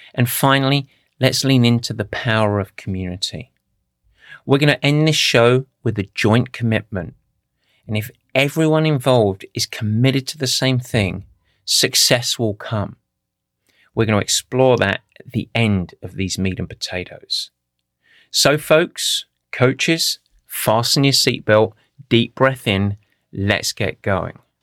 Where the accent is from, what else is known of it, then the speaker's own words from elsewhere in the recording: Essex, East of England, United Kingdom; I grew up in Essex